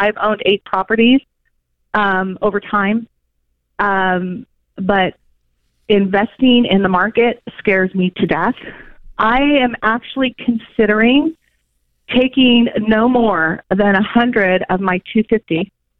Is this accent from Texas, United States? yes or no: no; California, United States; moved away as an adult; now in Atlanta, United States; Well, I moved to Georgia a year ago. I'm actually born and bred in California.